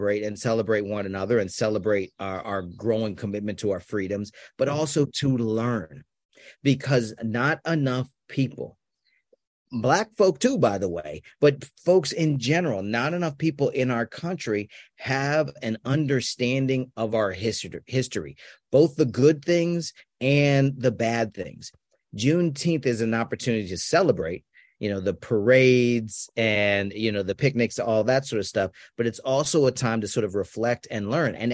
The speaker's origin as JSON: {"language": "English", "town": "Washington", "region": "District of Columbia", "country": "United States", "moved": "yes", "lives_now": "Austin, United States", "said": "I'm from Washington, D.C. originally"}